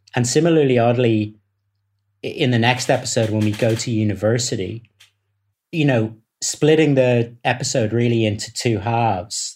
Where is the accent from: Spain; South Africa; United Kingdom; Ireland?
Ireland; Dublin, Leinster; I come from Dublin